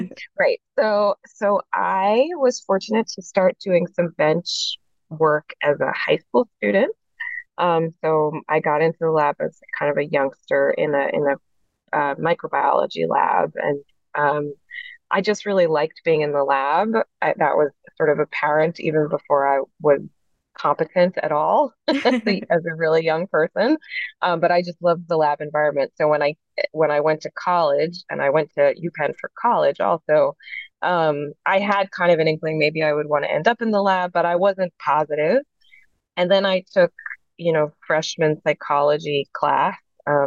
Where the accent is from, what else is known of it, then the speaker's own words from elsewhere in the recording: New York City, New York, United States; moved away as an adult; now in Philadelphia, United States; I'm from New York City, and my dad did a PhD and a postdoc